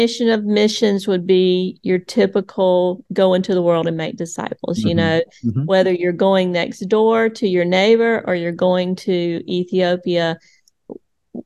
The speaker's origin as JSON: {"language": "English", "country": "United States", "tie": "born or raised there", "said": "I grew up in the United States"}